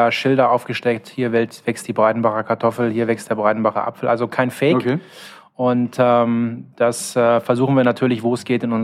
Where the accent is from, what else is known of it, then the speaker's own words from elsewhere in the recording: Cologne, North Rhine-Westphalia, Germany; unterschreibe ich als Kölner sofort.